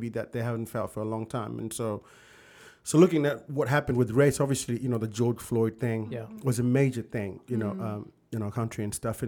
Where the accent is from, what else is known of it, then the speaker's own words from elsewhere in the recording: Zimbabwe; also born or lived in South Africa / United Kingdom; now in United States; growing up in Zimbabwe and living in South Africa